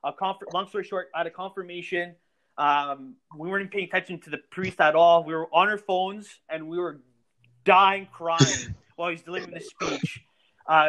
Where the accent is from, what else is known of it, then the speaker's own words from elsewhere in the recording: Ferentino, Lazio, Italy; moved away; So I was born outside of Rome, a little town named Ferentino